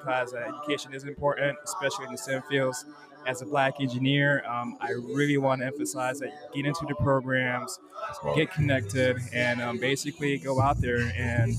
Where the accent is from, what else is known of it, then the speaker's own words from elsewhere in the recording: Tallahassee, Florida, United States; I'm from Tallahassee, Florida